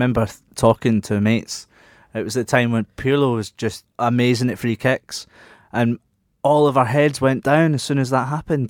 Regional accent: Scotland, United Kingdom; we're so Scottish.

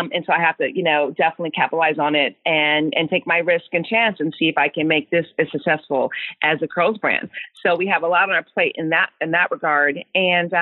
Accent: Sacramento, California, United States; moved away as an adult; now in Dallas, United States; I'm born and raised in California, never lived anywhere else.

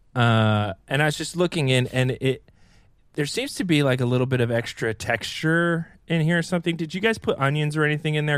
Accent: Columbia, North Carolina, United States; moved away; I'm from Columbia, North Carolina

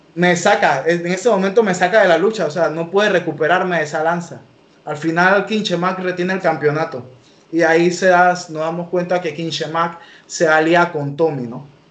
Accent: La Chorrera, Panamá Oeste, Panama; Yo vivo aquí en La Chorrera, por eso soy …, es lo que represento y es lo que soy

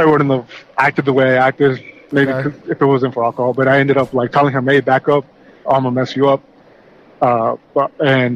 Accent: California, United States; I'm American, but I was born here in California

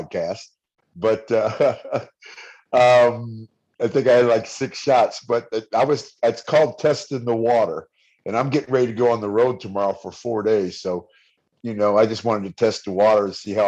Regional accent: Bay Area, California, United States; now in Las Vegas, United States; I'm from the Bay Area

